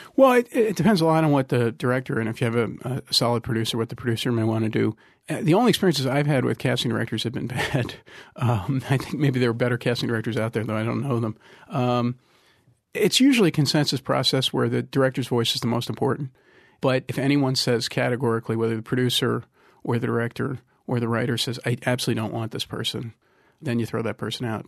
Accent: Trenton, New Jersey, United States; I'm from Trenton

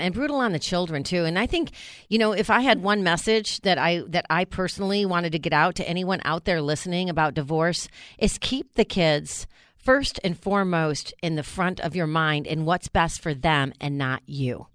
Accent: New York, United States; moved away; I grew up in New York

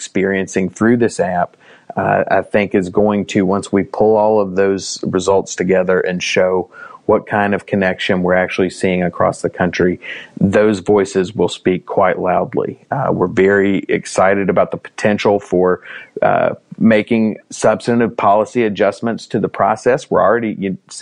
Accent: Scott County, Virginia, United States; I'm actually from Scott County, Virginia. So I grew up in rural Virginia

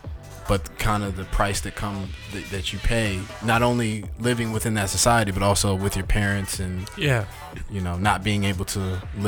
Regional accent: Maryland, United States; also born or lived in Washington, District of Columbia, United States; Born in DC, raised in Maryland.

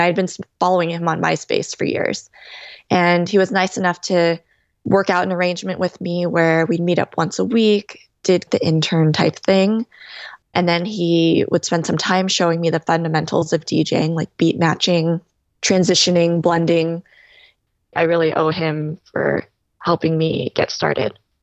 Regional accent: California, United States; moved away as an adult; now in New York, United States; I'm originally from California, had been a California girl, like, my whole life

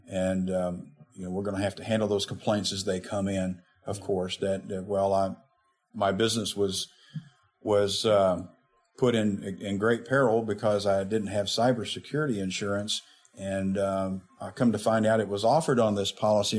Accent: Jacksonville, Arkansas, United States; also born or lived in Little Rock, Arkansas; My hometown was Jacksonville, Arkansas, which is about 30 miles north of Little Rock. Um, grew up there. I was born in Little Rock

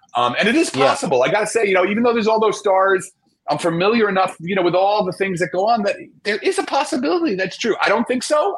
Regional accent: New Jersey, United States; I grew up in Jersey, right across from the city, uh, New York City

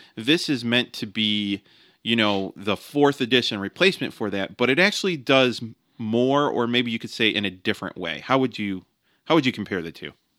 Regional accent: United States; I'm an American

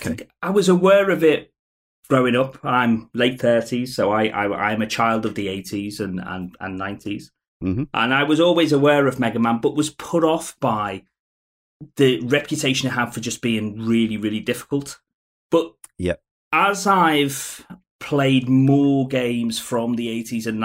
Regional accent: Liverpool, North West England, United Kingdom; accent: Scouse; also born or lived in Tunbridge; now in Tunbridge Wells, United Kingdom; I'm a Scouser, and I tell you, in Liverpool, we shorten

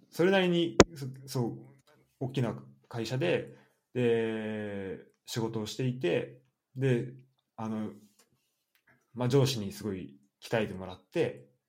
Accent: Japan; moved away as an adult; also born or lived in France; 日本で生まれ育って海外にあの行った

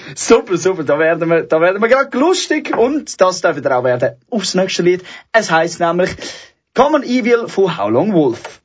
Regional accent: Zurich, Switzerland; für mich als Zürcher

